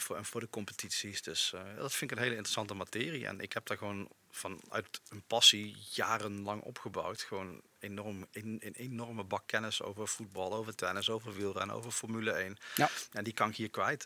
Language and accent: Dutch; Eindhoven, North Brabant, Netherlands; now in Overasselt, Netherlands; Mijn roots liggen in Eindhoven